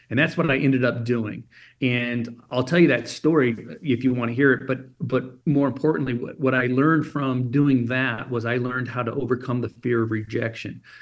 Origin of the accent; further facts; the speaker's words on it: Germany; so I grew up in Germany as an illegal alien.